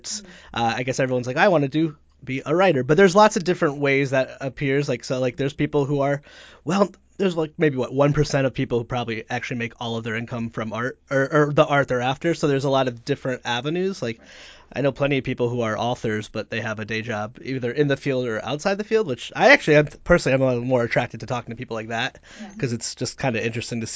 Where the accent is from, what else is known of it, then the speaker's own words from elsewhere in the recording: Meriden, Connecticut, United States; now in Providence, United States; I grew up in Connecticut as well